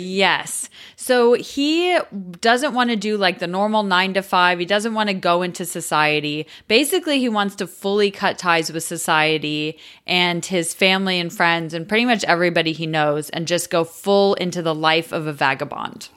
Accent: United States; I'm American

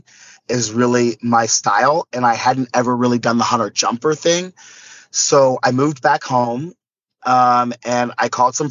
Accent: Corpus Christi, Texas, United States; I was born in Corpus Christi

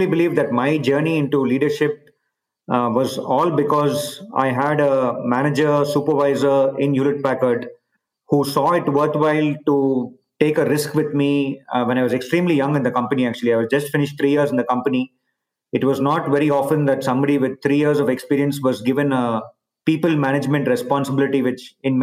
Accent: India; moved away as an adult; also born or lived in Bay Area, United States / Barcelona, Spain / Singapore / China; I've obviously been born and brought up in India

